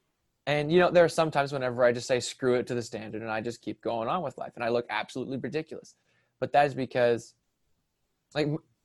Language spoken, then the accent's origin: English; North Carolina, United States; I am from North Carolina.